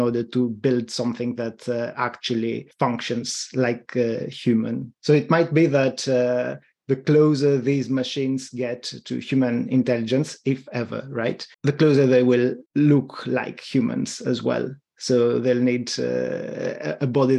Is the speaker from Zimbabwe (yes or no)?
no; Greece; accent: Greek; my Greek accent